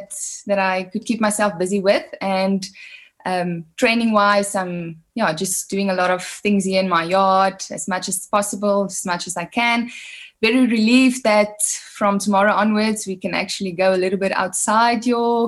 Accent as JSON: {"language": "English", "town": "Worcester", "region": "Western Cape", "country": "South Africa", "tie": "born or raised there", "moved": "as an adult", "lives_now": "Pretoria, South Africa", "said": "I was born in Worcester. I grew up in Worcester."}